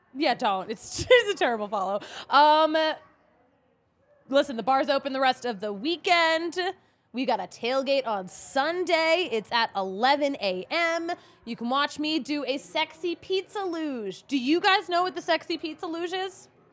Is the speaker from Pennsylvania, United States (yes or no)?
yes; Philadelphia area, Pennsylvania, United States; now in Colorado, United States; I'm from Philly or the Philly area